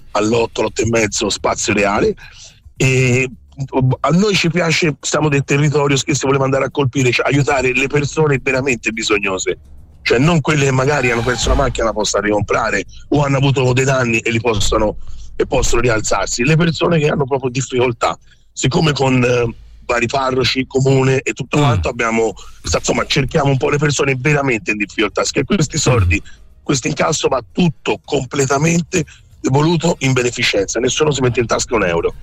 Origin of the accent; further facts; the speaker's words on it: Campi Bisenzio, Tuscany, Italy; sono di Campi